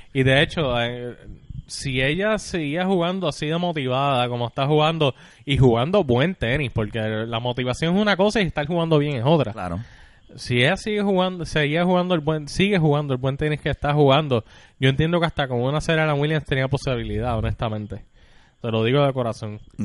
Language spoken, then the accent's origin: Spanish; Puerto Rico; yo soy puertorriqueño y si me siento puertorriqueño